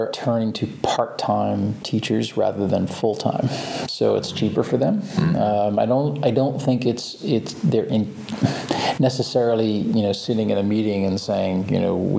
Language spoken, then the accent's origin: English; Boston, Massachusetts, United States; Boston, Massachusetts.